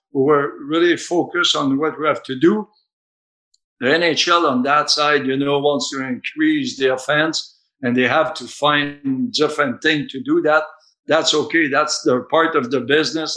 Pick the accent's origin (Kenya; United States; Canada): Canada; I'm coming from Canada